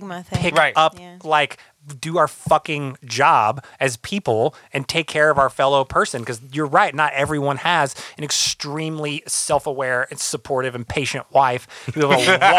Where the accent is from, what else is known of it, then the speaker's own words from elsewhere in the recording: the South, United States; now in Los Angeles, United States; I grew up in the South